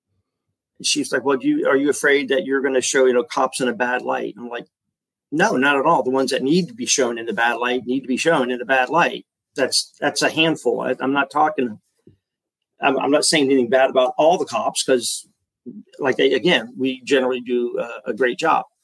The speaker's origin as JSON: {"language": "English", "region": "Florida", "country": "United States", "tie": "born or raised there", "also_born_or_lived": "San Diego, California", "moved": "as an adult", "said": "I had already moved here back to Florida, my hometown"}